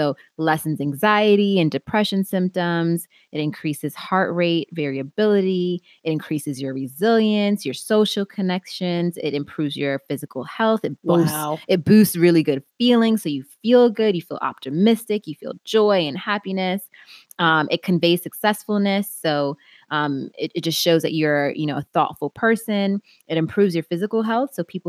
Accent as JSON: {"language": "English", "region": "England", "country": "United Kingdom", "said": "my diary / calendar, that I'm a Brit, my diary is starting to really jam up."}